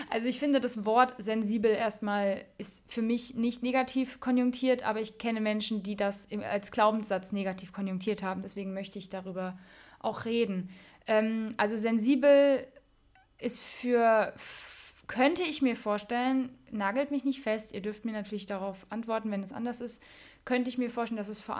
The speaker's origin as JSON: {"language": "German", "town": "Mainz", "region": "Rhineland-Palatinate", "country": "Germany", "tie": "born or raised there", "said": "ich bin, ja, ich bin eine Mensa Mädche und groß geworden in der Mensa Phasenacht"}